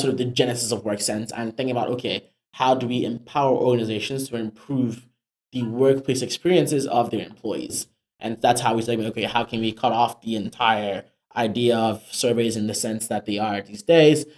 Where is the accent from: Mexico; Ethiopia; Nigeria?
Nigeria; also born or lived in Africa; now in United States; I am a Nigerian immigrant